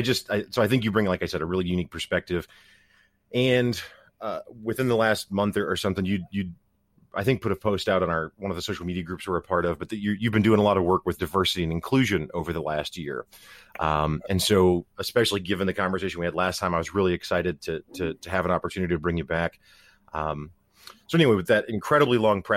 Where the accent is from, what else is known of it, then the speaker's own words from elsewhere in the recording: Missouri, United States; I'm from Missouri